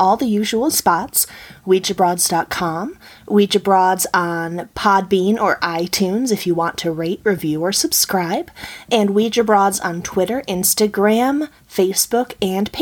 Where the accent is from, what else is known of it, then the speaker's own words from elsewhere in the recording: Buffalo, New York, United States; When I was growing up in Buffalo